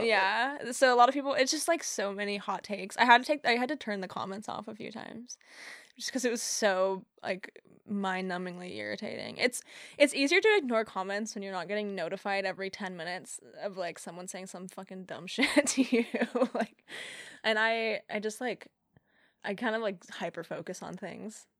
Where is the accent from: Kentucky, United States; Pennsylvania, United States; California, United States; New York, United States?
California, United States; Humboldt; also born or lived in Central Point, Oregon / Eugene, Oregon; now in Eureka, United States; when I was a kid growing up in Humboldt